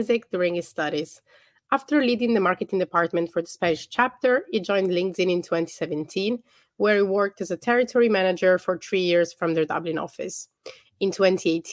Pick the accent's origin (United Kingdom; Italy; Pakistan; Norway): Italy; Milan, Lombardy; I'm from Milan, so it was my hometown.